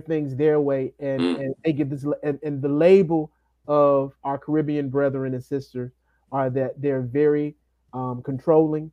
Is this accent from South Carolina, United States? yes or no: yes; Columbia, South Carolina, United States; I'm from Columbia, South Carolina. It's a lot more ethnically and culturally diverse today than it was when I was growing up in the 90s